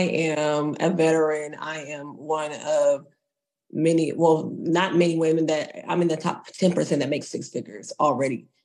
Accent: Texas, United States; I am a girl from Texas

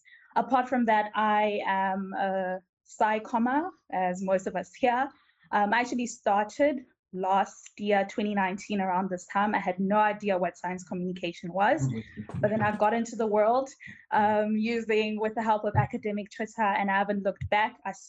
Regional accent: Malawi; now in South Africa; I am from Malawi, but I'm currently based in South Africa

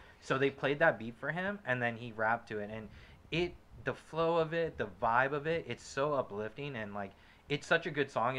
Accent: West Coast, United States; I'm from the West Coast

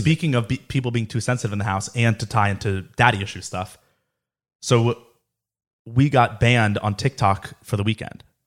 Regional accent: Boca Raton, Florida, United States; growing up in Boca

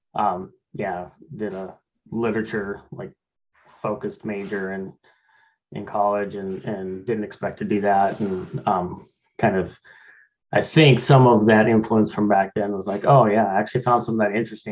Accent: Laramie, Wyoming, United States; now in Tacoma, United States; I was born and raised in Laramie, Wyoming

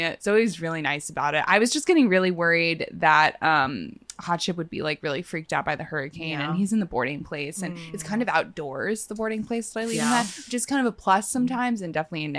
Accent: New York, United States; I'm from New York.

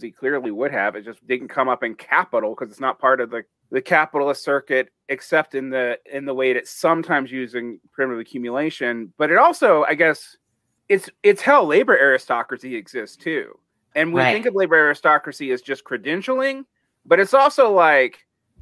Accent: United States; moved away; also born or lived in Mexico; as an American in Mexico

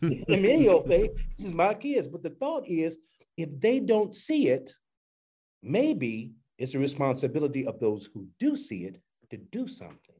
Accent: Chicago, Illinois, United States; I'm from Chicago

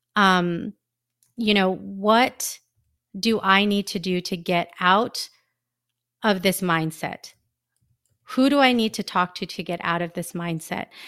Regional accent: United States; I am a Filipino American

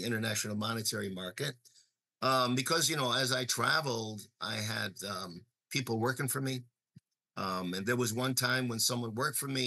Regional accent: New York, United States; moved away; also born or lived in Chicago; I was born in New York, I was born in Brooklyn

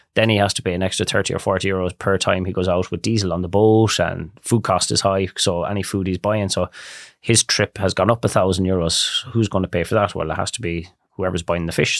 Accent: Barna, Connacht, Ireland; I grew up in Barna. My grandparents are there, so I'm actually fourth generation in Barna

